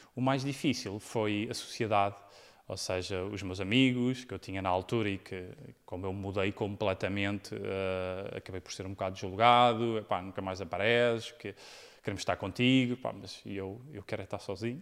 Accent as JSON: {"language": "Portuguese", "country": "Portugal", "also_born_or_lived": "United States", "moved": "as an adult", "said": "quando saí de Portugal"}